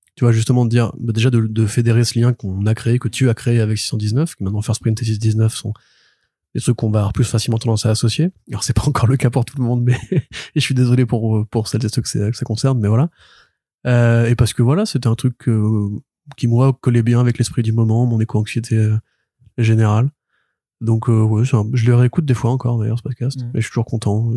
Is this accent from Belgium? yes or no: no; Paris suburbs, Île-de-France, France; j'ai grandi à Paris, enfin en banlieue parisienne